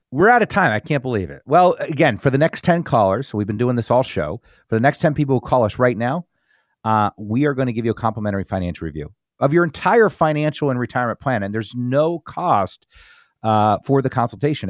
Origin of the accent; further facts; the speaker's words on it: New Jersey, United States; I grew up in North Jersey, you know, in, in, in the country